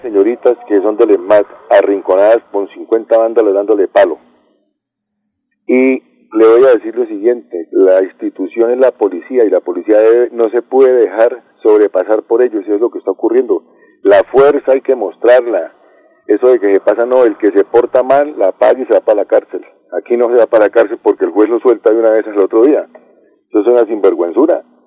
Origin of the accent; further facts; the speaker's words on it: Colombia; yo soy colombiano y soy mestizo